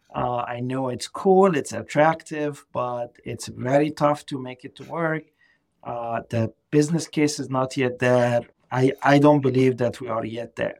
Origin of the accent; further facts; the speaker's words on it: Egypt; English is a second language; moved away as an adult; now in Boston, United States; I'm, I'm originally from Egypt, so uh, English is not my first language.